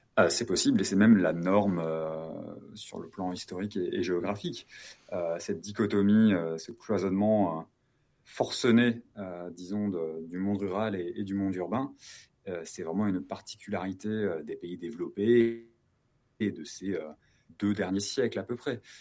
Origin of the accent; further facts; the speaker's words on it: Lyon, Auvergne-Rhône-Alpes, France; Chez nous à Lyon, c'est de vendredi soir à dimanche soir